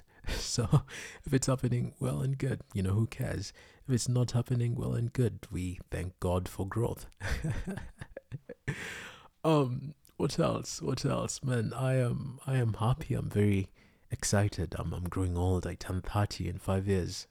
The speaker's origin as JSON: {"language": "English", "country": "Kenya", "tie": "born or raised there", "said": "I was born in Kenya"}